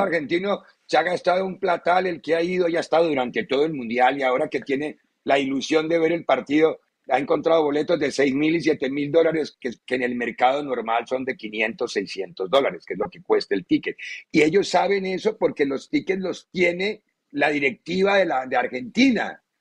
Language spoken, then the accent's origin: Spanish; Colombia; moved away; En mi país